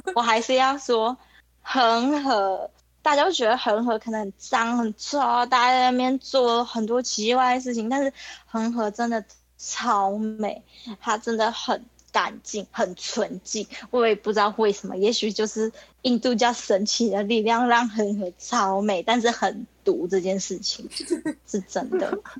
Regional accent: Taiwan; 我是台湾人

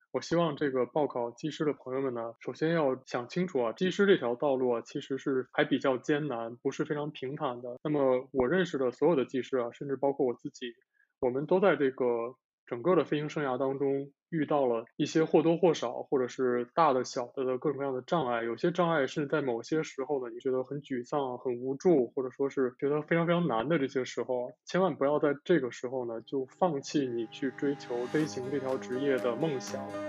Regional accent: northern China, China; moved away as an adult; now in Japan; 我的家乡在北方

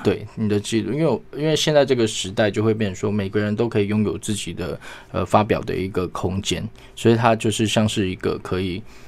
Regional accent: Hualien, Hualien County, Taiwan; also born or lived in Hsinchu; 我出生在新竹，但后来是在花莲成长

